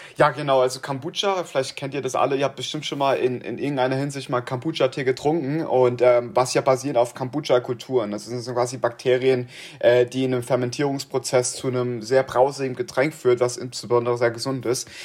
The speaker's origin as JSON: {"language": "German", "town": "Kaiserslautern", "region": "Rhineland-Palatinate", "country": "Germany", "moved": "as an adult", "lives_now": "Northfield, United States", "said": "ich komme aus Kaiserslautern, ich bin 19 Jahre alt, Kaiserslautern, Rheinland-Pfalz"}